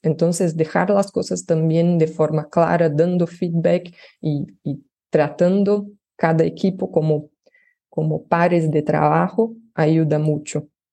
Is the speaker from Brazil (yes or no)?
yes; Brazil; Spanish is a second language; yo soy brasileña, pero trabajo ya hace tres años eh, en Latinoamérica